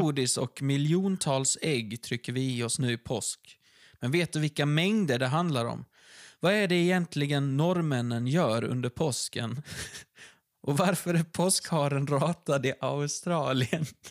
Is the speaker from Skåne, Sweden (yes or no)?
yes; Ystad, Skåne, Sweden; vi kommer från Ystad och där har de filmat Wallander